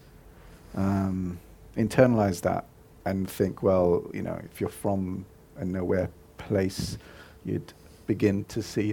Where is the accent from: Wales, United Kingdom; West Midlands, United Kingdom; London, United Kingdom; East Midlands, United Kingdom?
London, United Kingdom; I grew up in Neasden